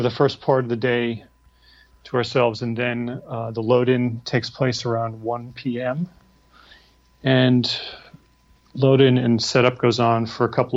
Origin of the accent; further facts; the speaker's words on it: New York, United States; now in Nashville, United States; I'm a New Yorker